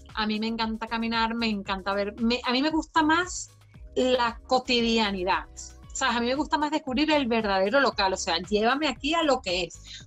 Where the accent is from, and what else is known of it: Venezuela; moved away as an adult; now in Ireland